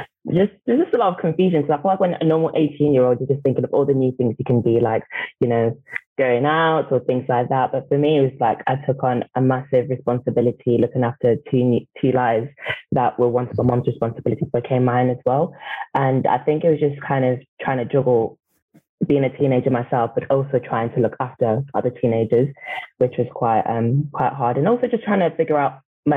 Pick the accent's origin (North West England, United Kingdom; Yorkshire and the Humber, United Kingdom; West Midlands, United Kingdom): North West England, United Kingdom; Manchester; I am 24 years old and I'm from Manchester.